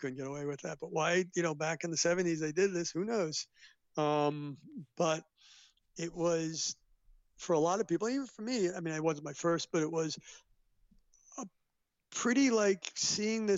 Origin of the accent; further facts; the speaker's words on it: New York City, New York, United States; This was JHS 101 in the Bronx, and I grew up in the Bronx